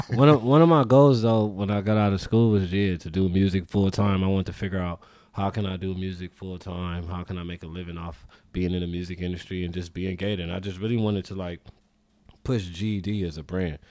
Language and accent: English; Los Angeles, California, United States; South Central L A. Grew up off Western.